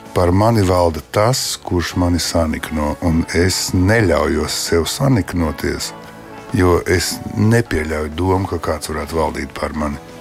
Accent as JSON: {"language": "Latvian", "town": "Liepāja", "region": "Kurzeme", "country": "Latvia", "tie": "born or raised there", "also_born_or_lived": "Leningrad", "said": "es piedzimu un uzaugu Pastilā 11. liepājā"}